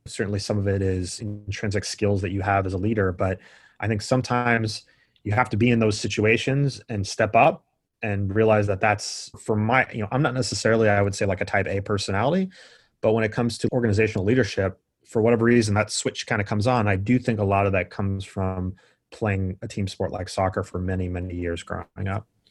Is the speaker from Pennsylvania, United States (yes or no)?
no; Northern California, United States; also born or lived in San Diego, California; I grew up in Northern California playing soccer.